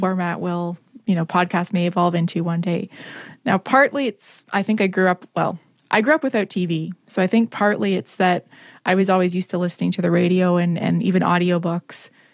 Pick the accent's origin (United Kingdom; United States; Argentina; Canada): Canada; I'm Canadian.